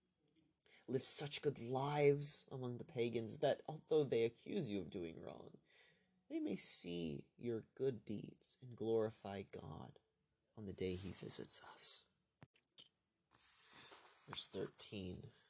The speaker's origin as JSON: {"language": "English", "country": "United States", "said": "I'm an American"}